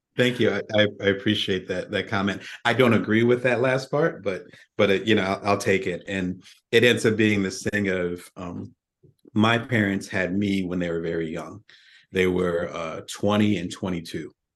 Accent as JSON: {"language": "English", "town": "Atlantic City", "region": "New Jersey", "country": "United States", "said": "I'm originally from Atlantic City, South Jersey, African-American family."}